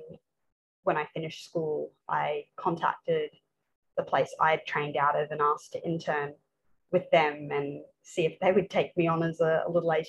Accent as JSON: {"language": "English", "town": "Brisbane", "region": "Queensland", "country": "Australia", "tie": "born or raised there", "said": "pretty much any sport you can do growing up in Brisbane"}